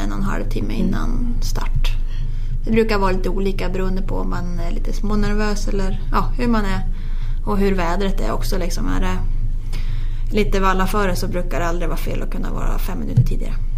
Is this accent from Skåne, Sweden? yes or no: no; Sveg, Jämtland, Sweden; när man själv växte upp hemma i Sveg